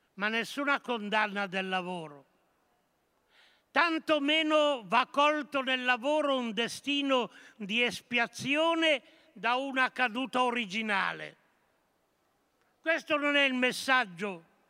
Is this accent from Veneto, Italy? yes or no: no; Monferrato, Piedmont, Italy; Nel Monferrato, la mia terra